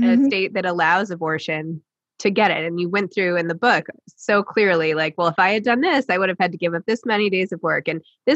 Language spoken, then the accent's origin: English; New York City, New York, United States; I'm from New York City